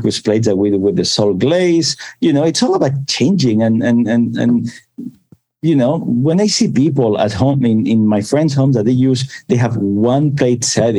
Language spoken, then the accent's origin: English; Barcelona, Catalonia, Spain; now in United States; I was born in Barcelona